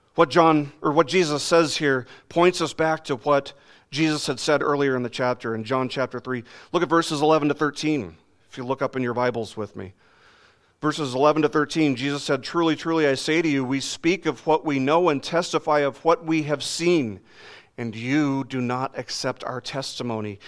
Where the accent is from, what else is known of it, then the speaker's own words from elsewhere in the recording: Las Vegas, Nevada, United States; I grew up in Las Vegas